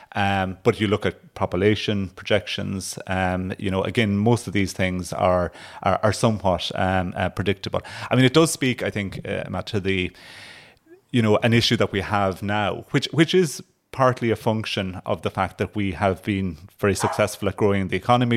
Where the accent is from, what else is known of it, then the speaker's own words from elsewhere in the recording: Ardfert, North County Kerry, Munster, Ireland; growing up in Kerry